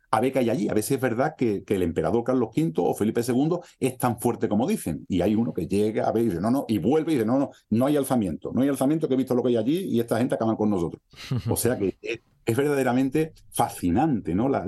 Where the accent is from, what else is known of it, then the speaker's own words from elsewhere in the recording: Spain; Habrá pocos países tan mestizos como, como el nuestro, ¿no? Como los españoles, ¿no?